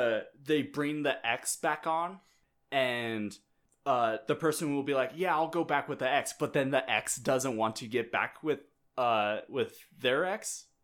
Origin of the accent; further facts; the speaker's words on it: Minnesota, United States; we're from Minnesota.